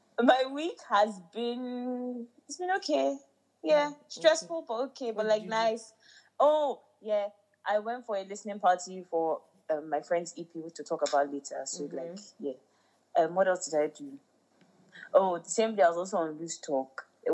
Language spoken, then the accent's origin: English; Ghana; They can't try this in my hometown, Ghana.